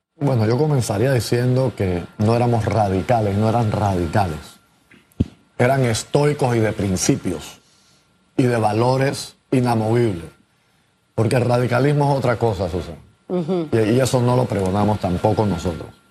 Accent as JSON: {"language": "Spanish", "country": "Panama", "said": "todos somos panameños"}